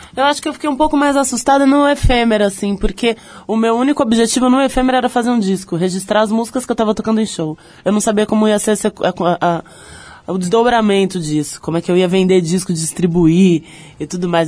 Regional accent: São Lourenço, Minas Gerais, Brazil; moved away as an adult; now in São Paulo, Brazil; eu sou de São Lourenço, né? Do, cresci em São Lourenço, então falo que eu sou de lá no sul de Minas

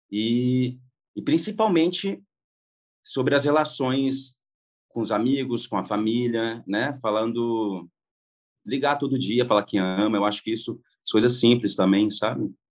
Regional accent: Goiás, Brazil; Eu falei, ué, mas vocês não me chamaram porque eu sou goiano?

